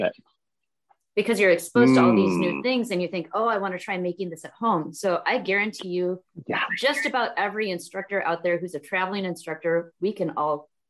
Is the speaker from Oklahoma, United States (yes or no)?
no; Alaska, United States; born there; I love Alaska. Okay, well I was born in Alaska.